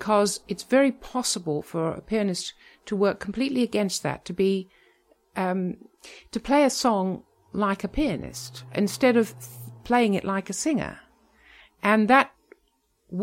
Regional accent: Melbourne, Victoria, Australia; also born or lived in England; I was actually born in England, but my family went back to Australia. So I grew up in Melbourne

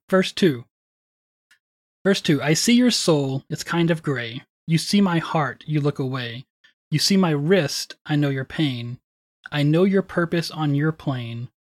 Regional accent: Wichita Falls, Texas, United States; growing up in Wichita Falls

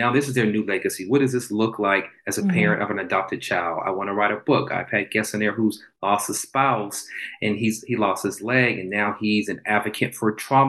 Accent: Charleston, South Carolina, United States; moved away; I'm originally from Charleston, South Carolina.

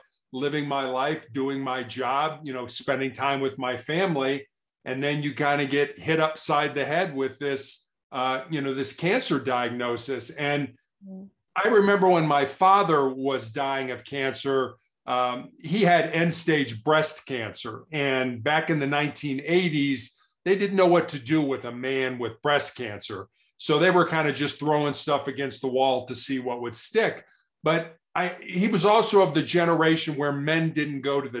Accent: Chicago, Illinois, United States; I was born and raised in Chicago, which is a large city in the United States.

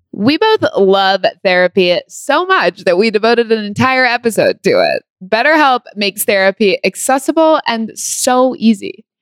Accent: California, United States; I grew up in California

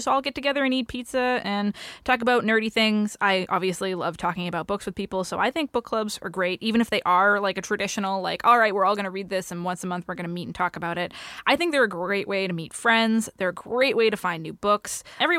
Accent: New England, United States; I'm from New England.

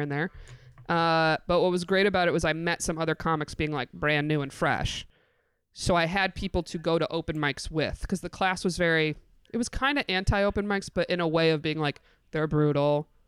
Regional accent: Binghamton, New York, United States; moved away as an adult; also born or lived in Endwell, New York / Canton, New York; now in New York City, United States; I'm from Bingham to New York, specifically

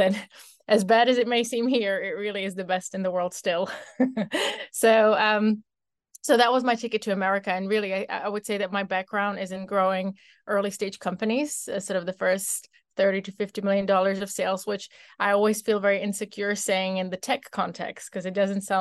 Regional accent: Czechia; moved away as an adult; now in United States; born and raised in the Czech Republic, living the American dream

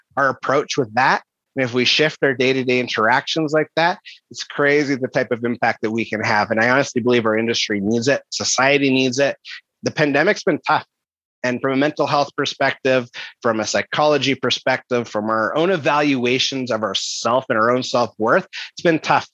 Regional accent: Kelowna, British Columbia, Canada; in a city, which is my hometown, Kelowna, British Columbia

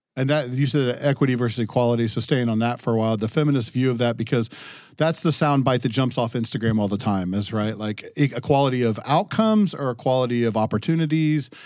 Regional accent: Ohio, United States; now in New Hampshire, United States; growing up in Ohio, now living in New Hampshire

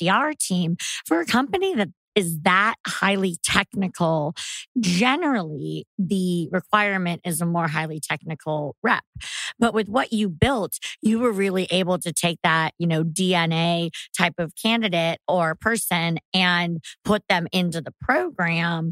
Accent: East Bay, California, United States; I grew up with in the East Bay

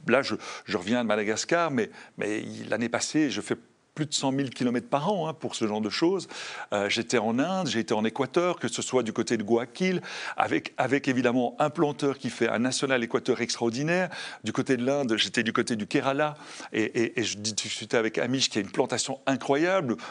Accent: Brussels, Brussels-Capital Region, Belgium; je suis bruxellois dans l'âme, j'adore Bruxelles.

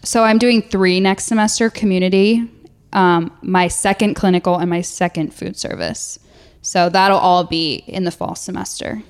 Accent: New Jersey, United States; also born or lived in Alabama; I'm from New Jersey

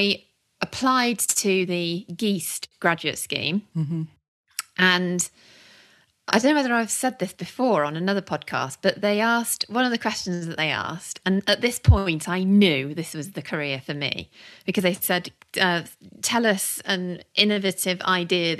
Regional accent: Warwickshire, West Midlands, United Kingdom; moved away as an adult; also born or lived in Birmingham / Lincolnshire; I grew up in Warwickshire, went to uni in Birmingham, so never went very far.

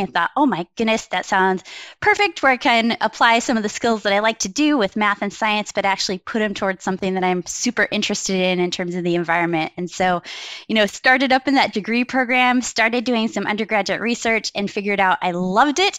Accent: Wyoming, United States; now in Milwaukee, United States; how I grew up in Wyoming.

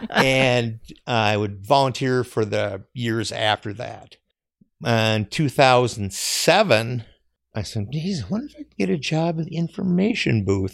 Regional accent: Eden Prairie, Minnesota, United States; I grew up in Eden Prairie

